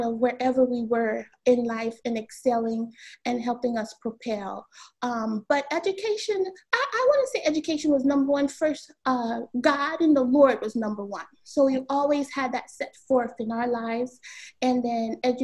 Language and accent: English; Miami, Florida, United States; I was born and raised in the county of Dade, 305. So I was born in Miami-Dade.